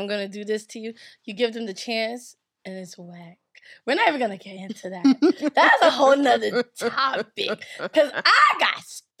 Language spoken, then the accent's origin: English; Nigeria; I'm Nigerian. If I don't have that, I think I'm going to have to, like, die.